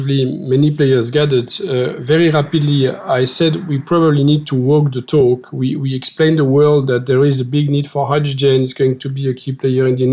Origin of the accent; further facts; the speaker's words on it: France; accent: French; English is a second language; I'm a French guy, as you can see with my accent.